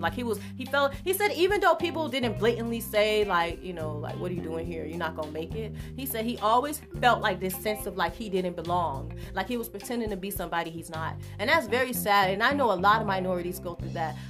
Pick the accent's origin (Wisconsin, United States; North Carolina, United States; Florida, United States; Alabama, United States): Florida, United States; Miami; I'm from Overtown too